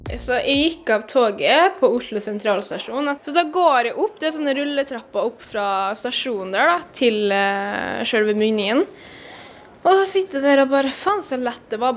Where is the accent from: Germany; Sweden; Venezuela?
Venezuela; now in Norway; Jeg kommer jo fra Venezuela